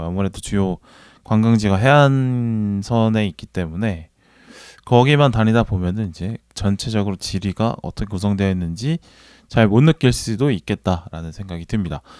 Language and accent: Korean; Busan, South Korea; now in Seoul, South Korea; 제가 부산 출신이다